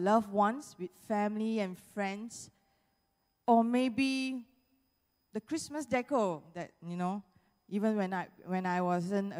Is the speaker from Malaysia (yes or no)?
yes; Malaysia; we are all Malaysian